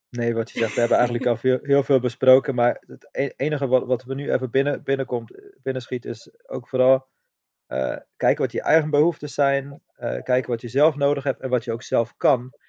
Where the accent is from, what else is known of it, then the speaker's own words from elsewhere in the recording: Austria; now in Netherlands; ik kom oorspronkelijk uit Oostenrijk